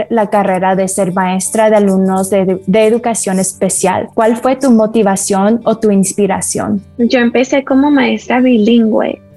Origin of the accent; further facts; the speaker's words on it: Colombia; now in Las Vegas, United States; Yo, siendo quien soy, colombiana